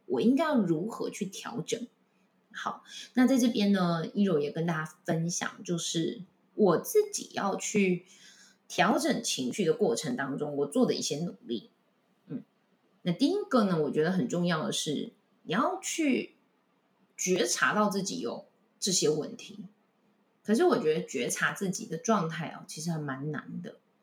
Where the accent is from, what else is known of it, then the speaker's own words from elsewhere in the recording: Taichung, Taiwan; moved away as an adult; also born or lived in Taipei; 像我是台中人